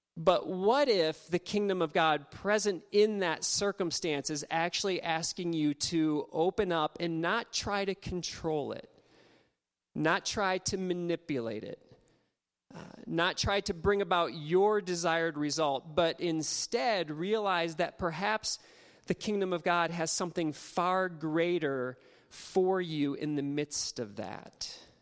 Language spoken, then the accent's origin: English; Ohio, United States; now in Nebraska, United States; I grew up in Ohio